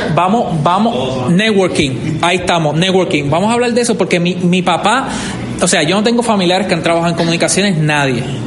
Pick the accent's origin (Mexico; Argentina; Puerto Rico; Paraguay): Puerto Rico; Vega Baja; Yo soy de Vega Baja.